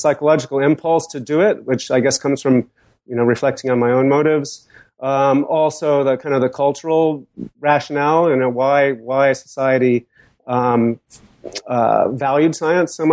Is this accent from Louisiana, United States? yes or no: no; Boston, Massachusetts, United States; I grew up in Boston, surrounded by famous scientists